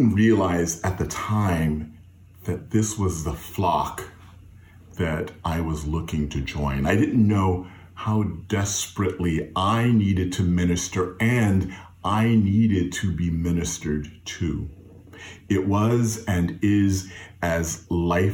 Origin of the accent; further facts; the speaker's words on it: Fayetteville, North Carolina, United States; When I was growing up in Fayetteville, North Carolina, at New Bethel AME Zion Church